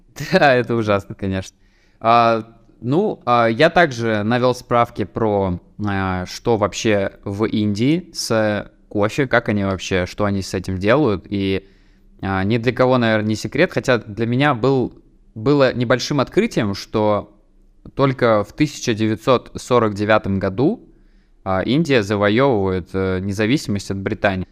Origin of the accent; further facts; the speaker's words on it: Tatarstan, Russia; я же из Татарстана